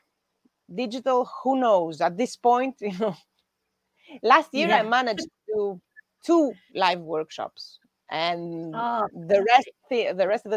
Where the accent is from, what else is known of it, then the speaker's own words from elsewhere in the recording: Greece; in Greece in August, we don't work